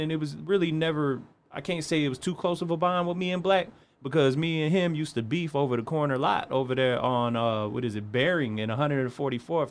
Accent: East Chicago, Indiana, United States; I was born and raised in East Chicago, North Side.

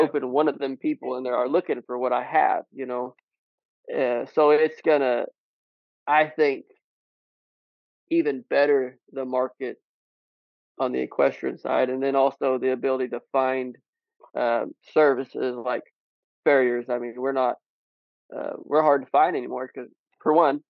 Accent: Southwest Missouri, United States; I'm originally from Southwest Missouri

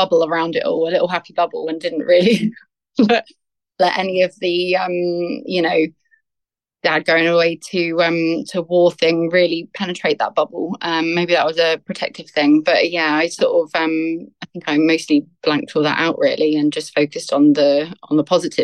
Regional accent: Southampton, South East England, United Kingdom; I'm born and bred in Southampton, which is a town on the south coast of England

